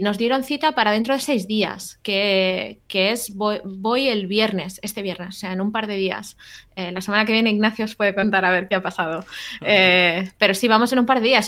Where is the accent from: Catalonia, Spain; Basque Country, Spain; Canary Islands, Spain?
Catalonia, Spain; Barcelona; now in California, United States; soy de Barcelona, pero vivo en California.